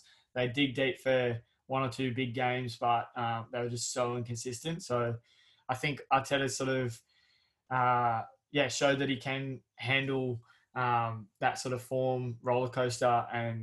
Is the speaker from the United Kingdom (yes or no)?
no; Australia; as a Australian fan